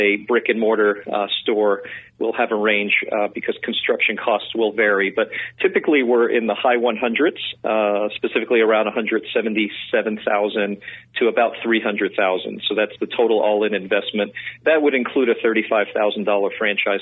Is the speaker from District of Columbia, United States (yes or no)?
no; New York City, New York, United States; I'm a New Yorker. I grew up in New York City